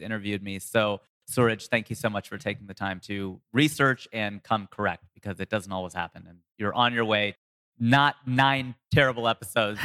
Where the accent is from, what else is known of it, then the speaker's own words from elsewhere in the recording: Ohio, United States; moved away as an adult; now in Los Angeles, United States; I'm born here. I'm from Ohio. I'm from the heartland, a small town.